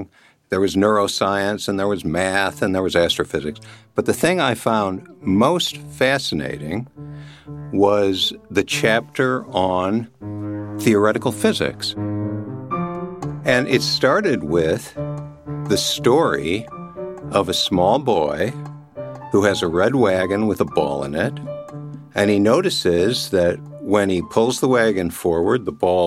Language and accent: English; Chicago, Illinois, United States; I grew up in the Chicago area